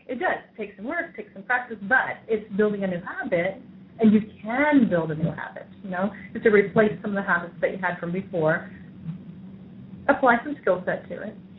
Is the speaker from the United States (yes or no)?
yes; New York, United States; I'm from New York